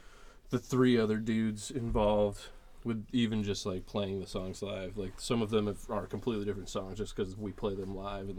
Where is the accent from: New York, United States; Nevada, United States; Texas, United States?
Nevada, United States; Fallon, Nevada / Reno, United States; Today we came from Fallon, Nevada. It's about 69 miles east of Reno, our hometown.